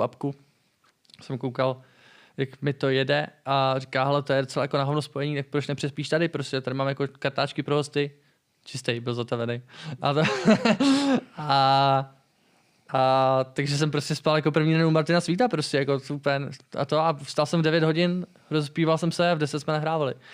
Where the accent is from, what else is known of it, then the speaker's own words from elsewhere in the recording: Czechia; jako správně Čech